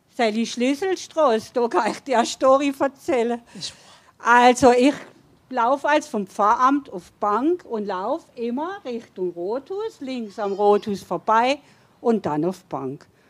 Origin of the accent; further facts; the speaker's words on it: Neuberg, Germany; bin ich in Neuberg aufgewachsen